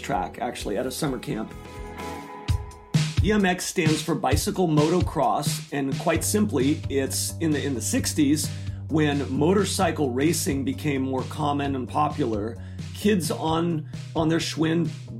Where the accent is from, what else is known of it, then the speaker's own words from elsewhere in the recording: Glen Ellen, California, United States; I was born in Northern California in Glen Ellen